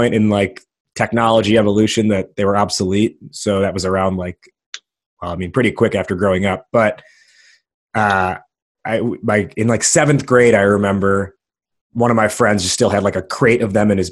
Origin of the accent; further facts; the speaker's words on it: United States; I'm an American